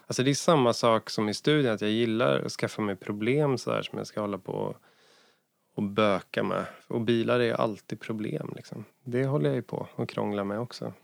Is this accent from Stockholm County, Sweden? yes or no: no; near Hallsberg, Örebro County, Sweden; en jazz och bluesklubb i Hallsberg som var ganska nära där jag kommer ifrån